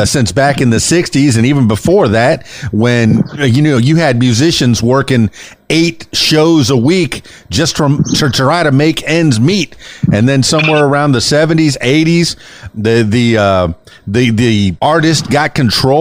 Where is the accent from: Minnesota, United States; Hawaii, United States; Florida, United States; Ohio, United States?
Florida, United States; Florida Keys, United States; I'm a man from the Florida Keys